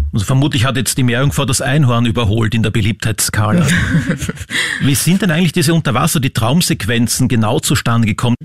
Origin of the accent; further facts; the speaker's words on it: Vienna, Austria; Als gebürtiger Wiener